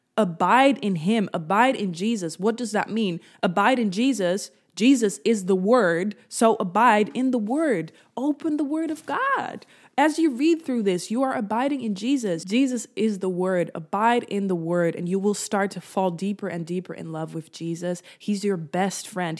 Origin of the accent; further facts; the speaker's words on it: Netherlands; I'm from the Netherlands, so we cycled a lot in my childhood